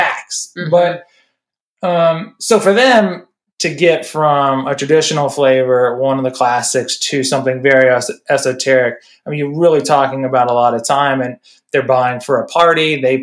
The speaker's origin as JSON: {"language": "English", "region": "Midwest", "country": "United States", "moved": "yes", "said": "I'm from the Midwest"}